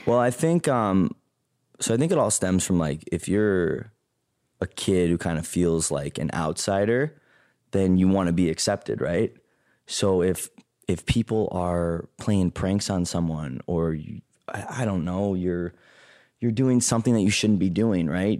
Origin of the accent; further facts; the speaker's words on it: Chicago, Illinois, United States; I grew up in a suburb outside of Chicago, a southwest suburb called Payless Park